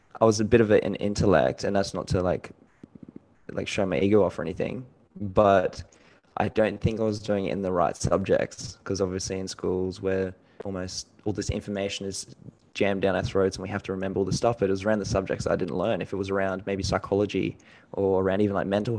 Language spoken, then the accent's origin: English; Gold Coast, Queensland, Australia; also born or lived in New Zealand; I was born in New Zealand. I have a Filipino mom. My dad's also from New Zealand. And then I moved over to Australia when I was about 5 or 6. Went to school in Gold Coast and Logan area.